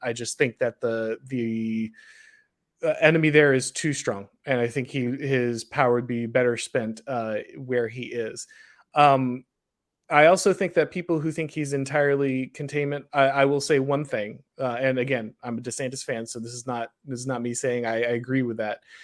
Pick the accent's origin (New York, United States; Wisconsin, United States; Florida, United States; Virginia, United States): Florida, United States; I'm from Florida